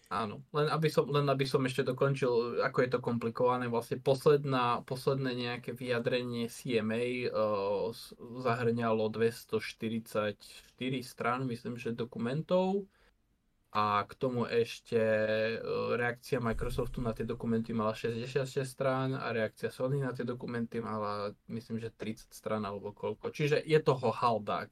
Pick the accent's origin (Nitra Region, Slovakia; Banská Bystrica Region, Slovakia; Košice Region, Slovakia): Košice Region, Slovakia; ja som z Košického kraja